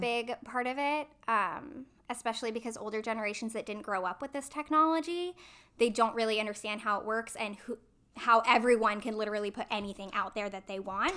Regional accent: hometown of Columbia College, California, United States; moved away as an adult; also born or lived in Fullerton, California; I was on the speech and debate team at my junior college, Columbia College, in my hometown

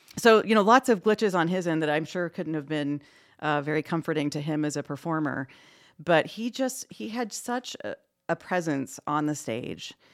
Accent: New Castle, Indiana, United States; also born or lived in Anderson, Indiana / Southwest United States; I was born and raised in East Central Indiana. I actually, uh, grew up in the Newcastle area

